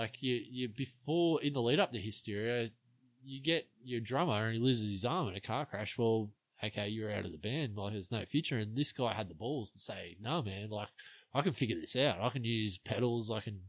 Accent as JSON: {"language": "English", "region": "East Germany", "country": "Germany", "tie": "born or raised there", "said": "that's just me growing up in East Germany."}